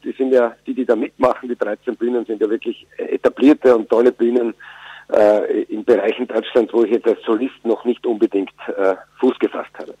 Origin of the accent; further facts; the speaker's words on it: Styria, Austria; also born or lived in Vienna; now in Burgenland, Austria; Ich bin eigentlich Steirer